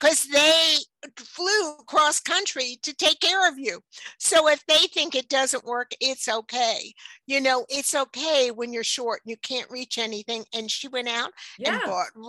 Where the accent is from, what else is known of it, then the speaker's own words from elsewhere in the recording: New York City, New York, United States; moved away; I grew up in New York City